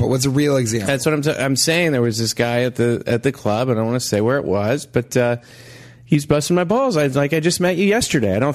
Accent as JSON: {"language": "English", "region": "California", "country": "United States", "said": "I'm from California, and I'm not a. I'm maybe too sensitive."}